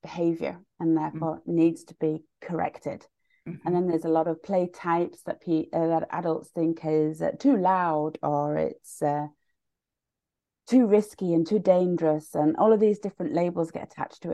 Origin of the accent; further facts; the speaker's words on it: United Kingdom; now in Sweden; I'm originally British